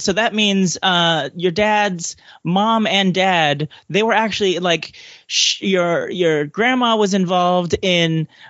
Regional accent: California, United States; I'm from California

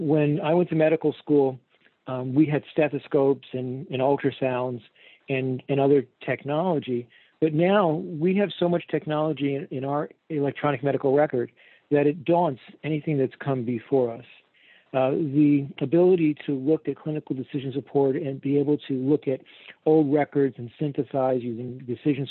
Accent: New York, New Jersey, Northeast, United States; moved away as an adult; now in Fort Myers, United States; I was originally from the Northeast, New York, New Jersey

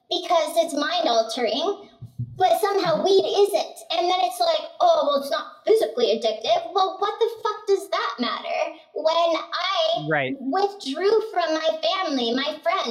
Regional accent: Arizona, United States; I grew up in Arizona

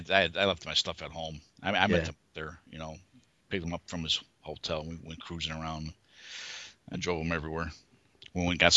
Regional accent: Chicago, Illinois, United States; Because I'm from Chicago.

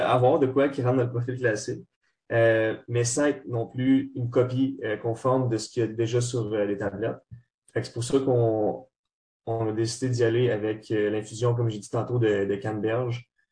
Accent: Trois-Rivières, Quebec, Canada; moved away as an adult; now in Montreal, Canada; on vient tous de Trois-Rivières. Moi, en ce moment, j'étudie, euh, à Montréal.

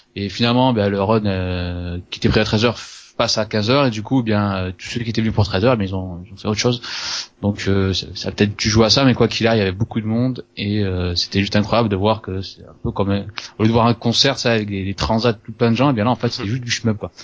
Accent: Toulouse, Occitania, France; je viens de Toulouse

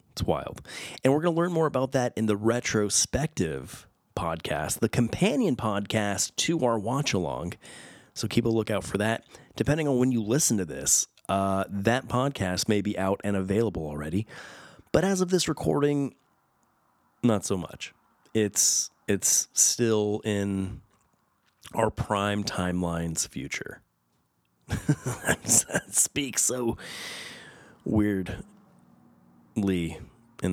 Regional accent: Southern California, United States; I grew up in Southern California

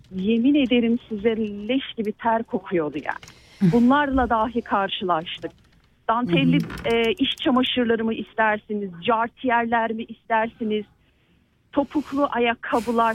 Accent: Turkey; moved away; Türkiye'min memleketimin, canım memleketimin

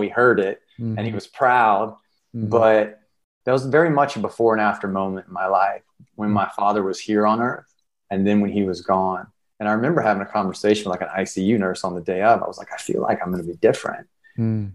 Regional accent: South Carolina, United States; moved away as an adult; now in Los Angeles, United States; I'm a storyteller from South Carolina and I'm living in Los Angeles

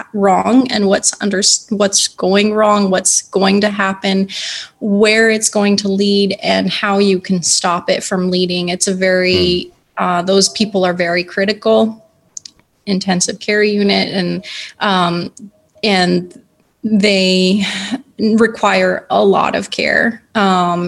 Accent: San Diego, California, United States; I live in California. We grew up together in San Diego

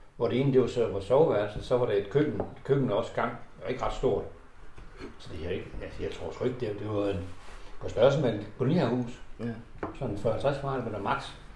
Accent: Horsens, Central Denmark Region, Denmark; Så vi er født i, i, i Nygade

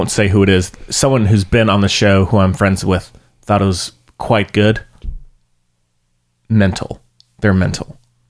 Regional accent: North Carolina, United States; accent: North Carolina; It's my North Carolina coming out.

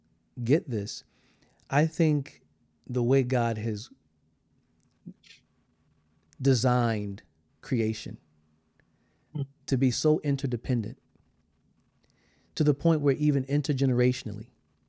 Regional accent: South Carolina, United States; I'm from South Carolina.

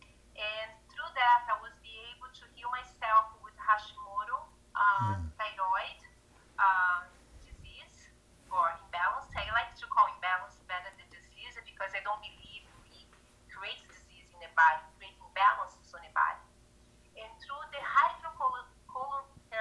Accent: Brazil; moved away as an adult; now in United States; I'm from Brazil

